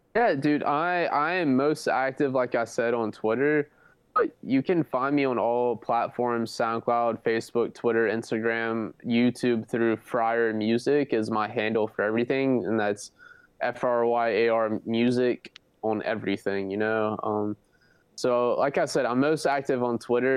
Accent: Myrtle Beach, South Carolina, United States; it is in my hometown in Myrtle Beach, South Carolina. So I literally live two minutes away from the festival

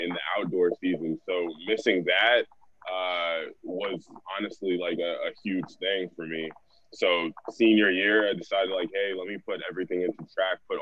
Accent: Broward County, South Florida, United States; also born or lived in New England; I grew up here down in South Florida, Broward County specifically

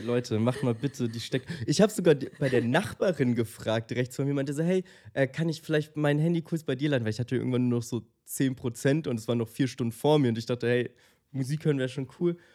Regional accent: Munich, Bavaria, Germany; Ich komme aus München

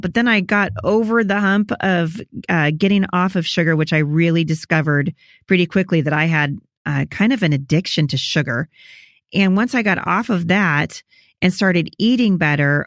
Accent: Portland, Oregon, United States; also born or lived in Chattanooga; I'm from Portland

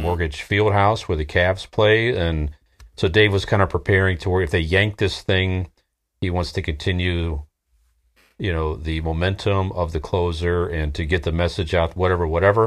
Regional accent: Akron, Ohio, United States; we're from Northeast Ohio. Akron, Ohio

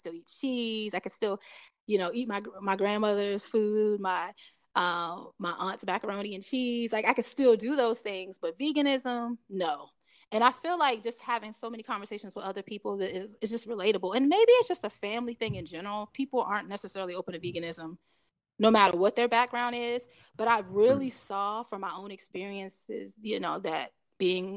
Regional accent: Hampton Roads, Virginia, United States; I grew up in Hampton Roads and I lived like literally probably like 15 minutes from PETA

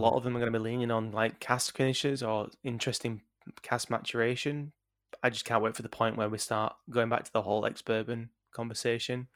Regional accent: Yorkshire and the Humber, United Kingdom; doing it from Yorkshire, as a Yorkshireman

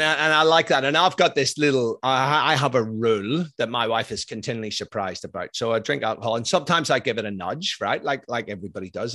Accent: Ireland; I'm Irish, I'm ex-military

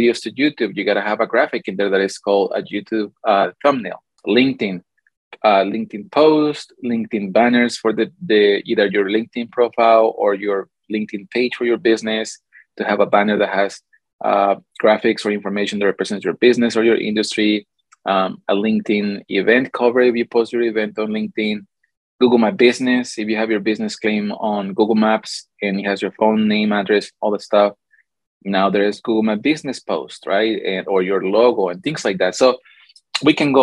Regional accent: Mexico City, Mexico; also born or lived in California; now in Arizona, United States; I'm Mexican. So as you can see, like I put it on my points, I was born in California, grew up in Mexico City, then moved to Arizona, and I've been here for almost 10 years

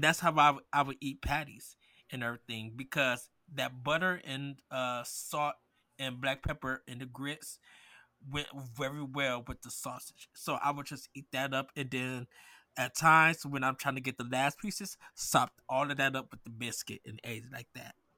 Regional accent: Midwest, United States; I grew up in the Midwest with grits

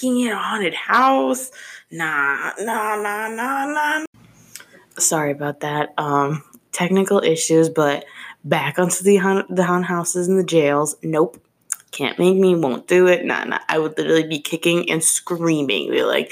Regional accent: Chicago, Illinois, United States; I'm being from Chicago

